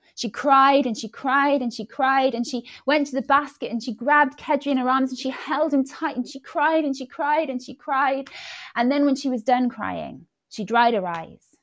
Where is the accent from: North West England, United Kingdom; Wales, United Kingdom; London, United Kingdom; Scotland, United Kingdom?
Wales, United Kingdom; first language Welsh and English; moved away as an adult; also born or lived in Birmingham; I grew up in Wales. I grew up speaking Welsh and English